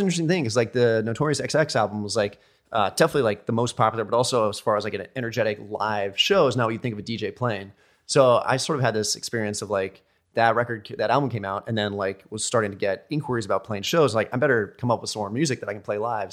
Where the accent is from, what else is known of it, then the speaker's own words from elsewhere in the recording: United States; I'm American D J